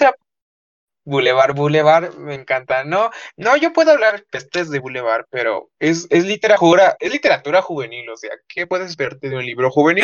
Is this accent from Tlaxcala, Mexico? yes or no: yes; Tlaxcala, Mexico; soy de Tlaxcala